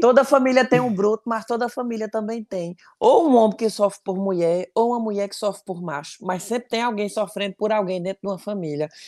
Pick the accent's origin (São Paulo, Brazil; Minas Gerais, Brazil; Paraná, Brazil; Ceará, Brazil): Ceará, Brazil; Cariri; accent: sotaque puxado de Pernambuco; now in France; tô na França, sou do Cariri.